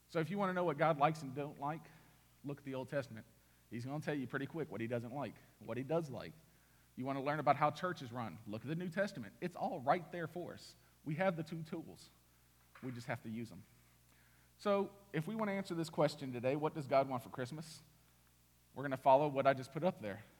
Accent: Indiana, United States; born there; moved away; also born or lived in Mississippi; I was born in Indiana. No mountains. It's cornfield, cornfield, cornfield, cornfield. Oh, a bean field. All right. Nothing to look at. That's that great. We moved to Mississippi.

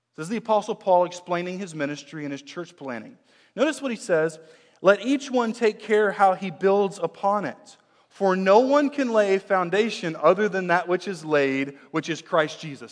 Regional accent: United States; I'm an American, uh, born and bred here in the U S

